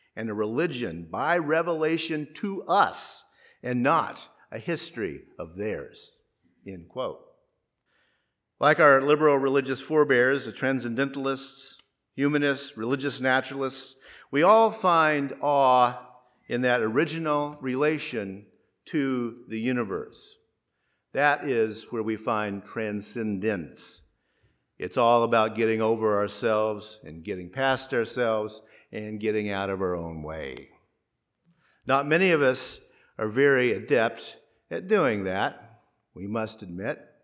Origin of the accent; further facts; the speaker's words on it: Mid-South, United States; moved away; also born or lived in Gulf Coast; I grew up in the Mid-South, where tornadoes are very common.